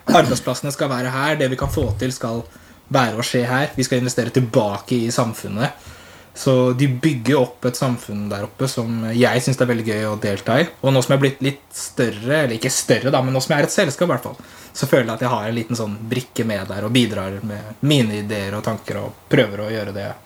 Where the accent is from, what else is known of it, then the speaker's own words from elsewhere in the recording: Tønsberg, Vestfold, Norway; moved away as an adult; also born or lived in Frøya; Jeg er jo opprinnelig fra Tønsberg. Så der jeg bodde før jeg flytta til eh, Frøya.